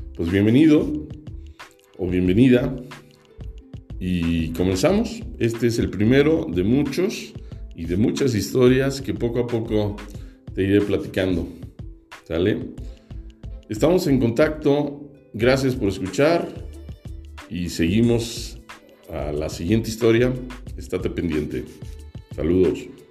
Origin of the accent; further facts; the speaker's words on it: Mexico City, Mexico; also born or lived in Toluca; Nací en la Ciudad de México y vivo en la Ciudad de México.